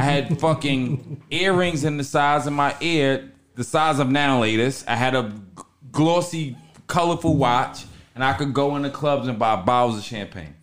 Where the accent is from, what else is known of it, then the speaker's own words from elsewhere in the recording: Long Island, New York, United States; I'm from Long Island.